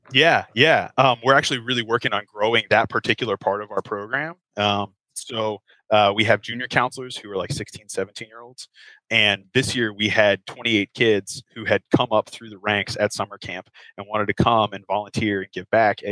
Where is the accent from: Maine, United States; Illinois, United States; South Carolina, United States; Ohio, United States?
Ohio, United States; Cincinnati; moved away as an adult; now in Kentucky, United States; I grew up in Cincinnati, which is just across the river from the state of Kentucky